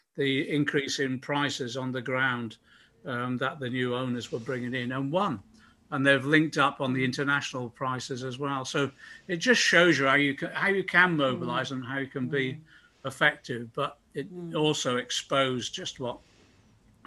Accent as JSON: {"language": "English", "town": "Liverpool", "region": "North West England", "country": "United Kingdom", "tie": "born or raised there", "said": "I was born in Liverpool."}